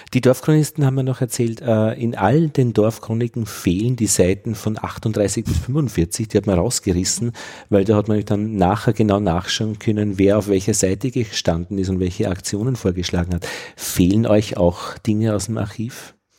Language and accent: German; Vienna, Austria; als Wiener